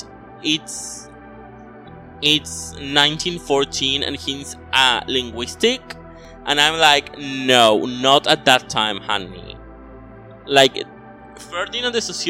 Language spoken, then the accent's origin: English; United Kingdom; I'm British